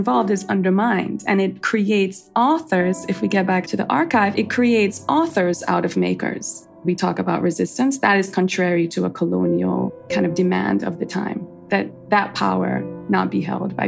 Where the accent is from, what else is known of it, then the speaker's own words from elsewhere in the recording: Trinidad & Tobago; My mother is from Jamaica and I was raised in Trinidad.